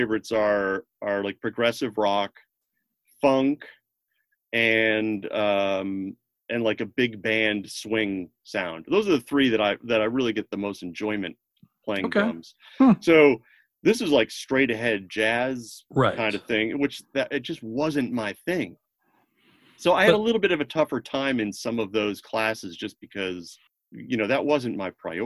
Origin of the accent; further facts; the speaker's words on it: Connecticut, United States; moved away as an adult; also born or lived in Boston / New York / Los Angeles; I grew up in Connecticut, so I wanted to be closer to home